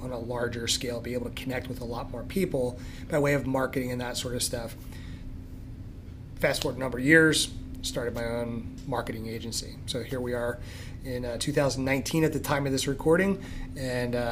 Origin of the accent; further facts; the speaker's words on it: Philadelphia, Pennsylvania, United States; moved away as an adult; also born or lived in Limerick, Pennsylvania; now in Douglasville, United States; Originally from Philadelphia. You know, 28 years there. Grew up in northeast Philadelphia, Olney